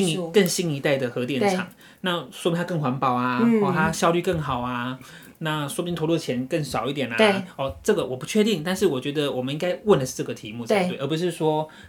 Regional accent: Pingtung County, Taiwan; 因为毕竟我是屏东人嘛。

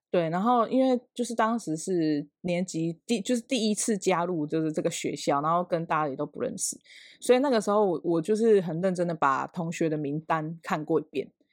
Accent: Ruisui, Hualien County, Taiwan; 只有我一个是住就是花莲的瑞穗这样

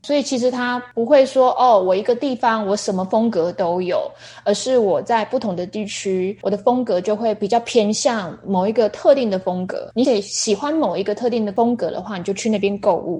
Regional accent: Taiwan; 这个是我们台湾人会比较不

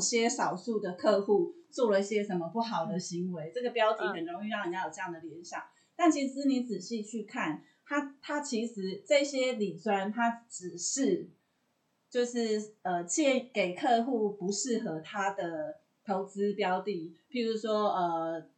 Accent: Taiwan; 我们台湾人

